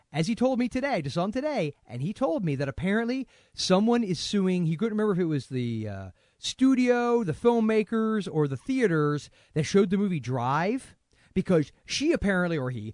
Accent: Florida, United States; We're both from Florida.

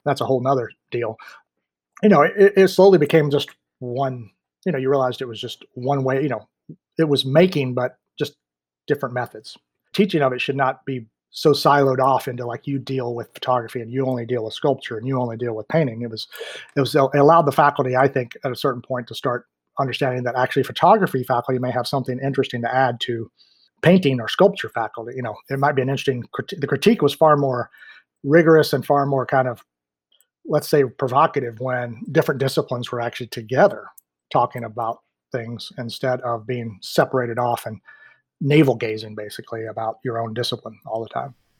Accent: Mills River, North Carolina, United States; also born or lived in Washington, D.C. / Maryland; I grew up here in Mills River, Asheville area.

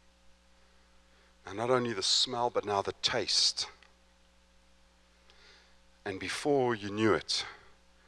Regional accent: Johannesburg, Gauteng, South Africa; also born or lived in East London, South Africa; I'm from Johannesburg, which is in the sort of central part of South Africa

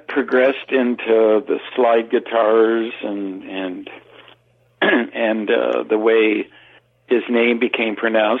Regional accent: Southern California, United States; by the early 60s, I grew up in Southern California on the beach.

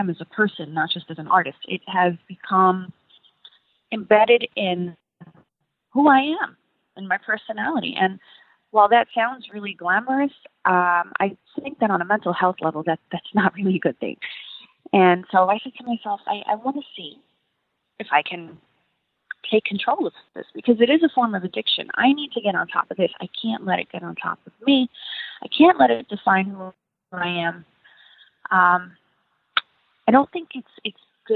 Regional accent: New York City, New York, United States; I'm from Brooklyn, New York

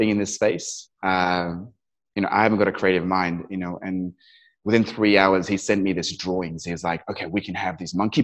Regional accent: Kathmandu, Bagmati, Nepal; also born or lived in Dubai; now in United Kingdom; I was born and raised in Kathmandu in Nepal, and then I got shipped to, you know, boarding school in the UK.

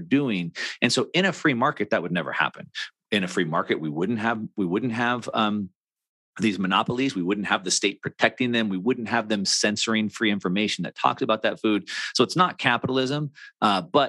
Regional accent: California, United States; I'm from California.

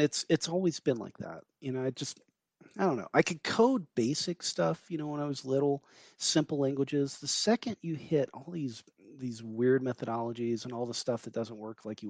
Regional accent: Georgia, United States; I grew up in Georgia

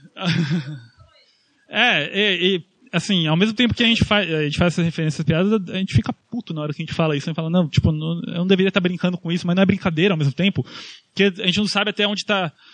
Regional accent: Brazil; eu estou falando aqui como brasileiro

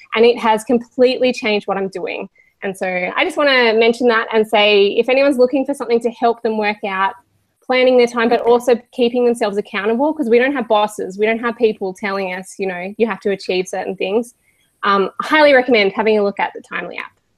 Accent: Australia; we are Australian

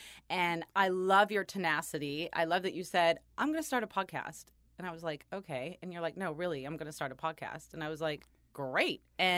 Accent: California, United States; born and raised in California.

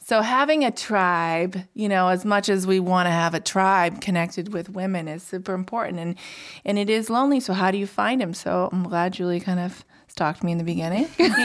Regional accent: Indiana, United States; So, gosh, I grew up in Indiana, entrepreneurial mom.

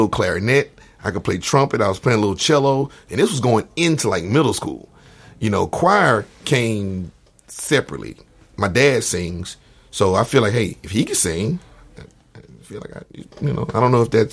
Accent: United States; also born or lived in Shady Oaks; this is where I grew up in Georgetown

